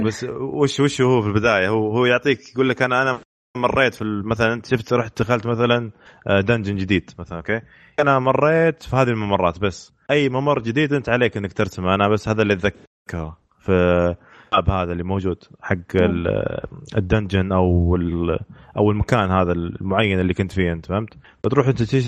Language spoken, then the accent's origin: Arabic; Riyadh, Riyadh Province, Saudi Arabia; عندنا في الرياض